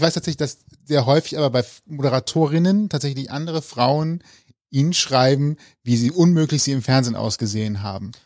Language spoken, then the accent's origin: German; Rhineland, Germany; Ich bin Rheinländer.